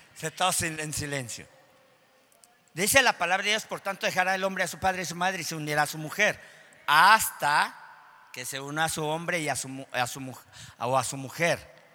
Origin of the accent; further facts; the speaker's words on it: Mexico; en nuestro país, en México